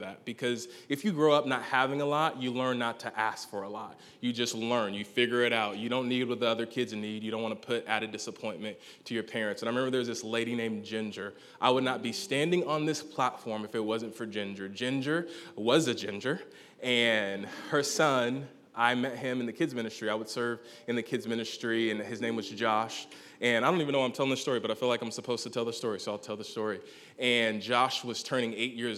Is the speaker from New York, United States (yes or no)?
no; Gainesville, Georgia, United States; I hail from Gainesville, Georgia, not Florida